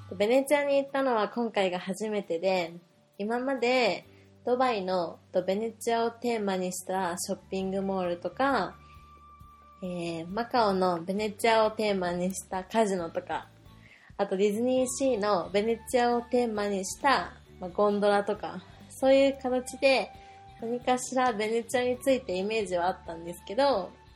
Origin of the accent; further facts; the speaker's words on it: Japan